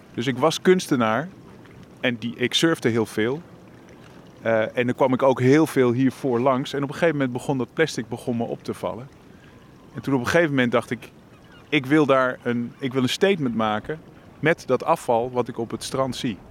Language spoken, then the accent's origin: Dutch; Leiden, South Holland, Netherlands; Ik kom uit Leiden.